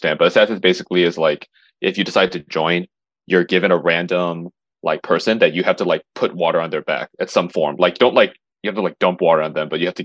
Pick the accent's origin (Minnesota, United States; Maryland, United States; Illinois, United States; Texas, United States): Illinois, United States; Palatine; I'm from I'm from Palatine, Illinois